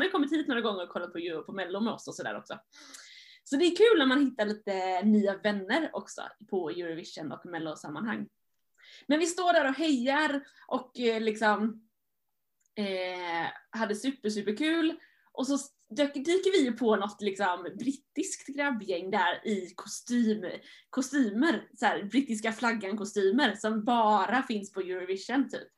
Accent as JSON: {"language": "Swedish", "country": "Sweden", "said": "jag var svensk"}